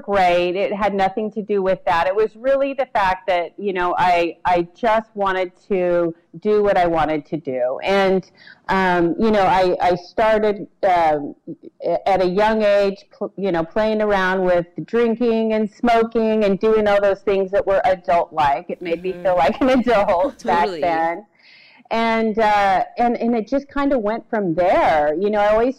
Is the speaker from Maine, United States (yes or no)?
no; Salt Lake City, Utah, United States; I was born in Salt Lake City, actually, and kind of bounced in and out of Utah most of my adolescent and young adult life